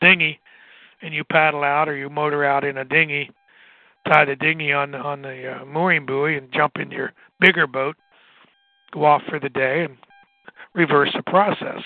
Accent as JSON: {"language": "English", "region": "Southwest Pennsylvania", "country": "United States", "said": "I'm from Southwest Pennsylvania."}